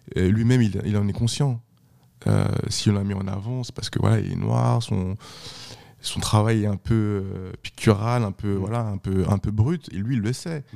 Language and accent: French; France; also born or lived in Haiti; je suis pas un haïtien, moi. Je suis français. Je, suis venu ici à deux ans. Je suis français